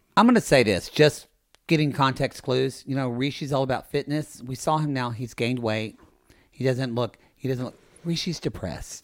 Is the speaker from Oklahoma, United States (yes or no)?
yes; Ardmore, Oklahoma, United States; I'm from Ardmore, Oklahoma